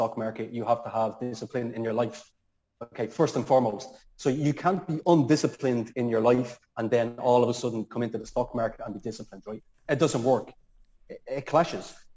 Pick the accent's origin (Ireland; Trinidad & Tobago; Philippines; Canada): Ireland; Dublin, Leinster; moved away; I'm from Dublin